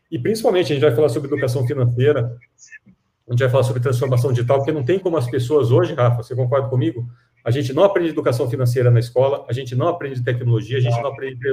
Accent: Piracicaba, São Paulo, Brazil; Piracicaba, ó, eu sou piracicabano, hein, sou caipira, tá?

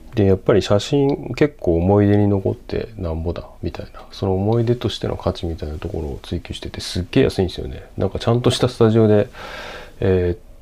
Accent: Sendai, Miyagi, Japan; moved away; 僕仙台生まれなんですけど

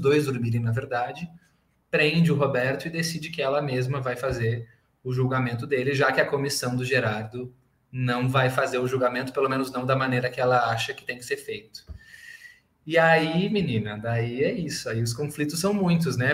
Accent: Porto Alegre, Rio Grande do Sul, Brazil; moved away as an adult; now in São Paulo, Brazil; vim de Porto Alegre, eu não sou daqui de São Paulo, hoje eu moro em São Paulo

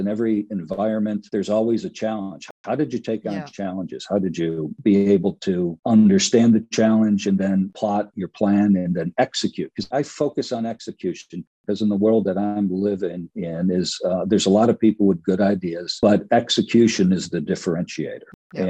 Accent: Detroit, Michigan, United States; I grew up in Detroit, Motown

